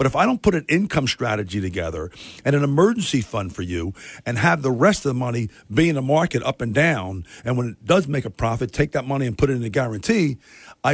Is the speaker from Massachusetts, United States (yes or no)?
no; Missouri, United States; I'm from the Show Me State.